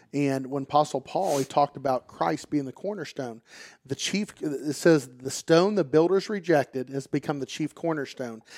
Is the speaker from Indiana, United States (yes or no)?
no; Pataskala, Ohio, United States; I'm from, uh, the Pataskla-Etna area. Went to Watkins, played football here, grew up here